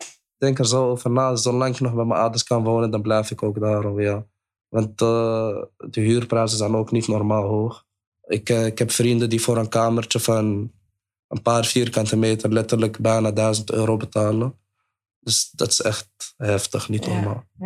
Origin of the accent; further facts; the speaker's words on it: Amsterdam, North Holland, Netherlands; ik kom uit de Dapperbuurt